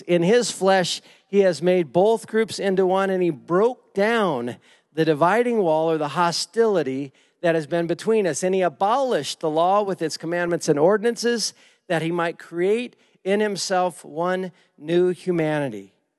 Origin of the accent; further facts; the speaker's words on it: Lake Havasu City, Arizona, United States; moved away as an adult; also born or lived in Indiana; now in Ohio, United States; I grew up in Lake Havasu